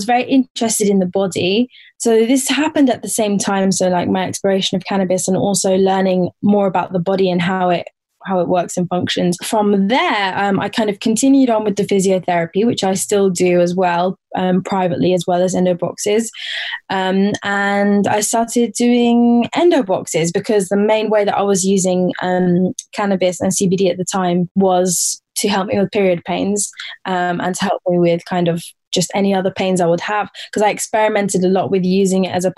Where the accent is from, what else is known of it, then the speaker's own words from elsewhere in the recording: Portsmouth, South East England, United Kingdom; I grew up in England. I grew up in the south coast of England in Portsmouth